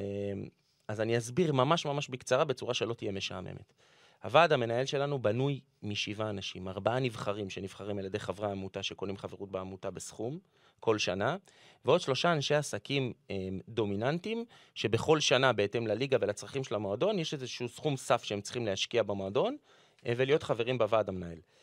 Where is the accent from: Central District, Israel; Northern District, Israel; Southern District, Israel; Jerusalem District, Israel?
Jerusalem District, Israel; Jerusalem; אני גדלתי בירושלים